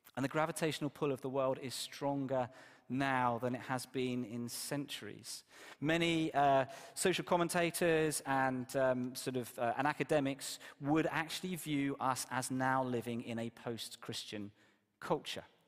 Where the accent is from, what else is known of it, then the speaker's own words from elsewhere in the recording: Exeter, South West England, United Kingdom; moved away; my church where I grew up in Exeter